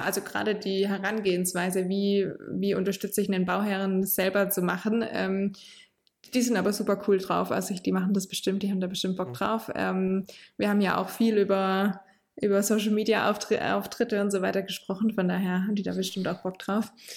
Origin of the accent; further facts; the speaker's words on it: Heilbronn area, Baden-Württemberg, Germany; now in Hohenlohe district, Germany; in meiner Heimat bauen, also eher so im Heilbronner Raum